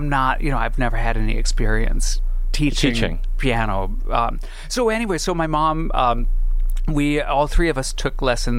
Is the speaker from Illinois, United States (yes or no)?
no; Alhambra, California, United States; born or raised there